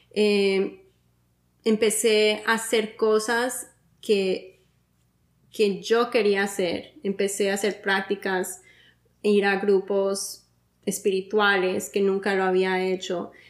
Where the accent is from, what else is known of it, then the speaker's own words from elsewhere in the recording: Miami, Florida, United States; No, mi familia, soy de Miami.